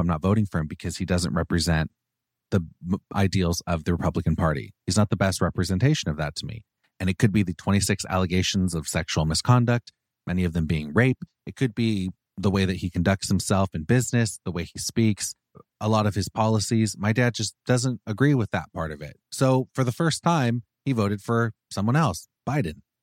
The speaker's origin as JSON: {"language": "English", "area": "Orange County", "region": "California", "country": "United States", "tie": "born or raised there", "said": "I love being from Orange County"}